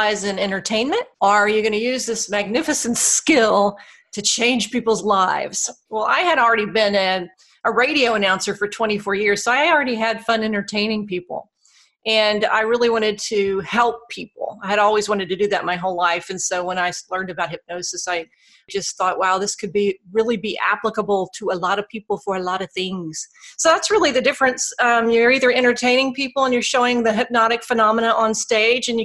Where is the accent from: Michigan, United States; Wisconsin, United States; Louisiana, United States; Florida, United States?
Louisiana, United States; Alexandria; I fell into radio broadcasting in my hometown of Alexandria, Louisiana